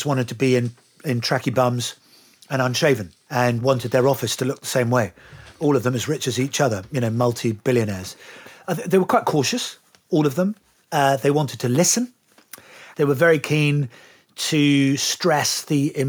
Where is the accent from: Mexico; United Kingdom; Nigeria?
United Kingdom; accent: English; being a Brit